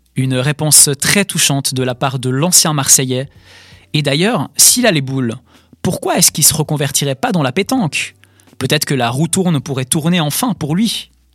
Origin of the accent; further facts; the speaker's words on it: Switzerland; chez nous, en Suisse